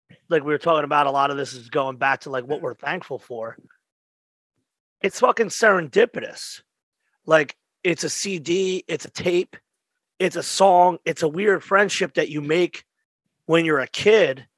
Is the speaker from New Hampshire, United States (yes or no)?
no; Philadelphia, Pennsylvania, United States; I came from Frankfurt, but I was hanging in Juniet at the time